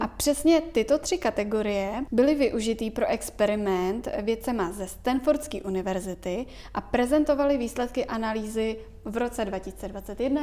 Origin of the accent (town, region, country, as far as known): Czechia